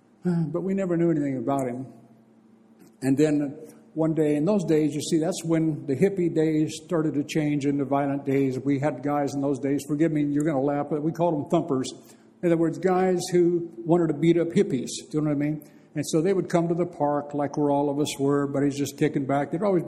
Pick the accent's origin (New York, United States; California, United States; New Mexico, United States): California, United States; Bakersfield; in my hometown, Bakersfield